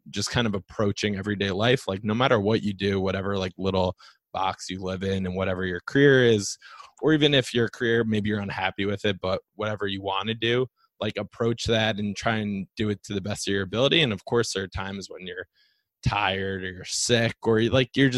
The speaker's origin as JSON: {"language": "English", "region": "New Jersey", "country": "United States", "tie": "born or raised there", "said": "I grew up in New Jersey"}